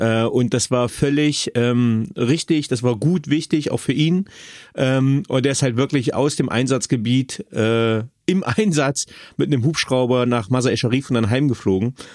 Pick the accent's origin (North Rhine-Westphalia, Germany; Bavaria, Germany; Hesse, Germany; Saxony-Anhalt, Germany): Saxony-Anhalt, Germany; Magdeburg